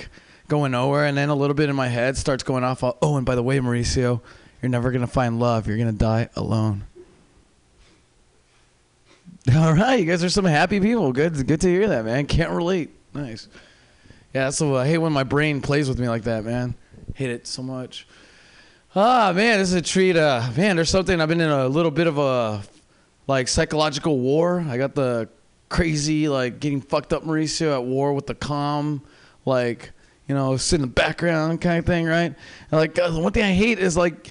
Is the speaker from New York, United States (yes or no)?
no; Seattle, Washington, United States; now in San Francisco Bay Area, United States; I'm from Seattle